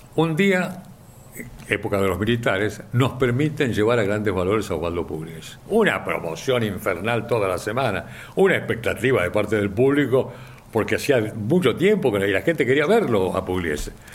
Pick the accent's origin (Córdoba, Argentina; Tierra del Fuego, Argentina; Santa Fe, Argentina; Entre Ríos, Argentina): Santa Fe, Argentina; Rosario; also born or lived in San Miguel, Buenos Aires Province; now in Buenos Aires Province, Argentina; Cuando mis viejos se mudan de Rosario a San Miguel, acá en la provincia de Buenos Aires